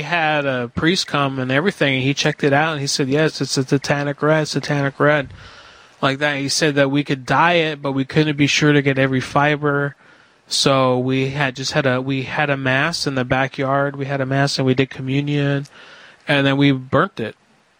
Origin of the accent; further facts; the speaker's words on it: Hartford, Connecticut, United States; I'm from the city. I'm from Hartford, Connecticut. Yeah, I'm from Hartford, Connecticut. I'm from the city, and I just retired.